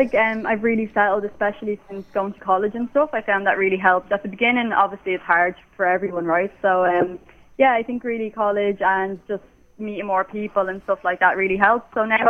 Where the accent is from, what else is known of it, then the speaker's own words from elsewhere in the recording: Clondalkin, County Dublin, Ireland; now in Toronto, Canada; I grew up in Clondalkin.